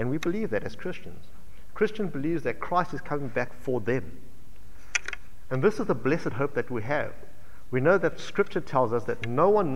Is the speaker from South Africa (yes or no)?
yes; South Africa; now in Australia; I come from South Africa